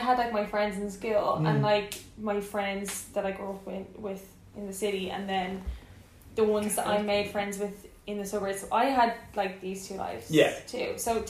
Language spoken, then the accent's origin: English; Dublin, Leinster, Ireland; moved away as an adult; now in United Kingdom; I didn't move county, but I lived in the inner city in Dublin